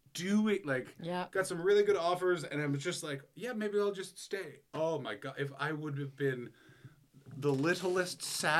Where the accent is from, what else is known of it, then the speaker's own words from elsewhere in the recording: Canada; moved away as an adult; now in Los Angeles, United States; He's like, where are you from? And I'm like, Canada.